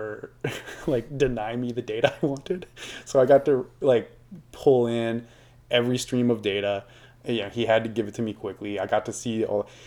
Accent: United States; as an American

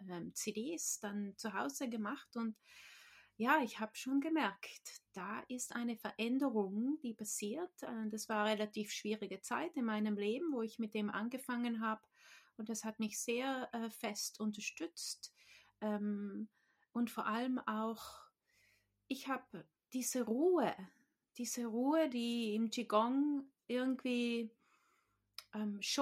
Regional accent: Trentino-Alto Adige, Italy; now in New Zealand; ich bin in Südtirol aufgewachsen, in Italien. Ähm, aber ich lebe jetzt schon seit mehr als 15 Jahren in Neuseeland. Deshalb kann ich nicht mehr so richtig gut Deutsch reden.

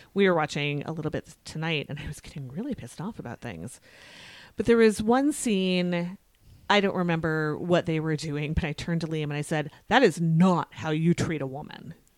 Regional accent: United States; I'm always keenly aware that I am an American

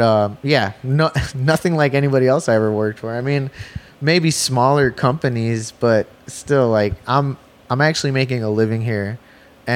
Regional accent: Chicago, Illinois, United States; I'm from the East Side of Chicago, but that's the nickname because it's the East Side of the Calumet River, but it's actually the far South Side.

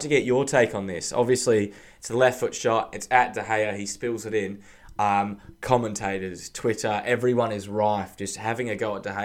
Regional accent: Australia; being an Australian

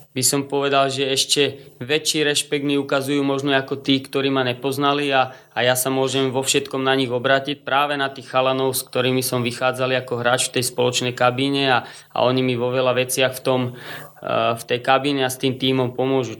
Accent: Trnava, Trnava Region, Slovakia; tým, že som Trnavčan, vedel som čo by sme mohli v tej Trnave zmeniť

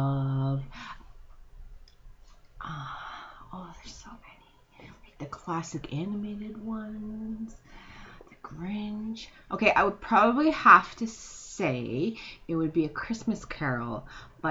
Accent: Canada; I'm Canadian.

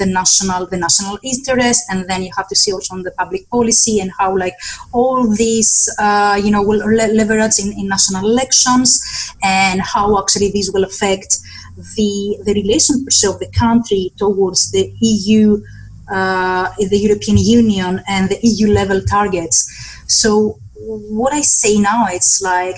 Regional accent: Western Greece, Greece; moved away; in my hometown in Western Greece

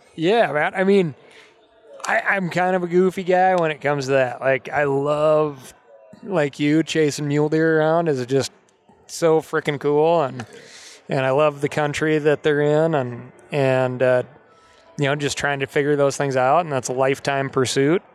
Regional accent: Montana, United States; growing up in Montana

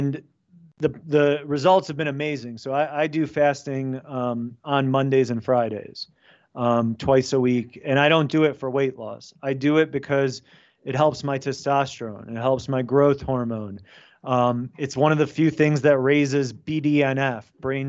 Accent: United States; my family's from Poland. My parents immigrated. I was born in America, but first generation American

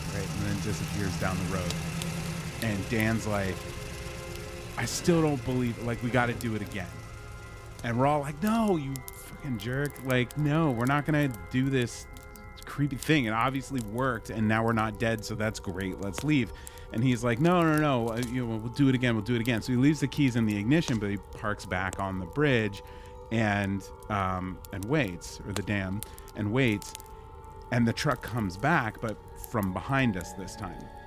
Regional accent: New Jersey, United States; we grew up in New Jersey

